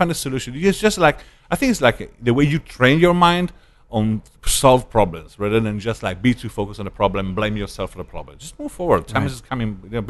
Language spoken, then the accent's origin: English; Italy; first language Italian; English is a second language; moved away as an adult; No, I maintained my Italian status